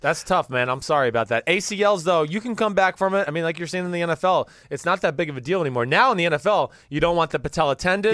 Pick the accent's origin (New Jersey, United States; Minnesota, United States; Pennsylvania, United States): New Jersey, United States; I'm from New Jersey